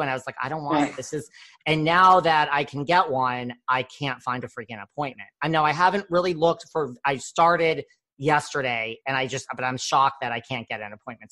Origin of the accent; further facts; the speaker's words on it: United States; also born or lived in Connecticut; now in New York, United States; I grew up between here and Connecticut